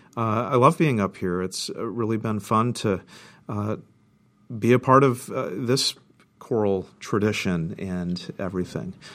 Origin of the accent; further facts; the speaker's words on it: Central Texas, United States; moved away as an adult; also born or lived in Florida; now in Duluth, United States; Born and raised in the Lone Star State, Central Texas